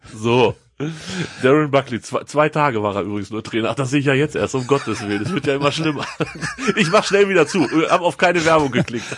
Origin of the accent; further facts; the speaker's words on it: Hanover, Lower Saxony, Germany; Als Hannoveraner